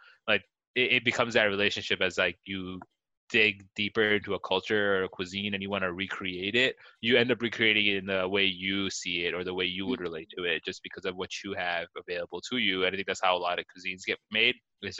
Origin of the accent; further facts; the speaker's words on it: Chicago, Illinois, United States; I'm born and raised in Chicago. Like I'm an ABC